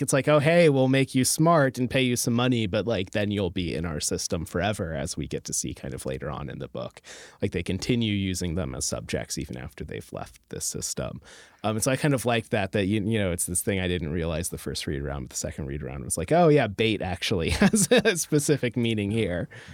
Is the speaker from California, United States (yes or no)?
no; rural Alaska, United States; I grew up in, like, a rural Alaska